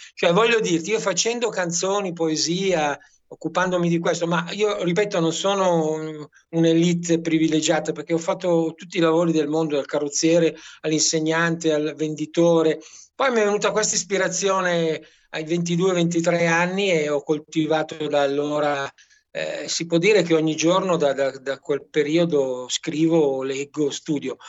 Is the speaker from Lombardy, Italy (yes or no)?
yes; Brianza, Lombardy, Italy; moved away as an adult; also born or lived in Milan / Maremma; now in Roccastrada, Italy; io sono un brianzolo che poi è stato adottato a Milano e adesso sono adottato qui in Maremma